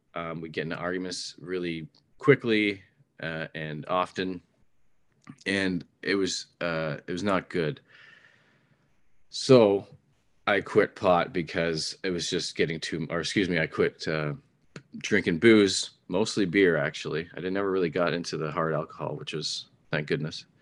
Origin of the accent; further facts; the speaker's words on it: Ontario, Canada; I'm a Canadian. I lived in Canada my whole life. I only recently traveled outside of Ontario in Canada